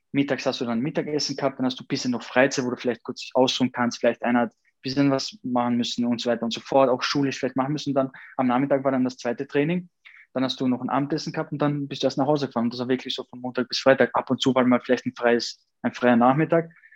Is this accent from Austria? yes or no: yes; Austria; also born or lived in Kosovo; Und wo ich da ungefähr, äh, ein Jahr war, dann seitdem lebe ich dann in Österreich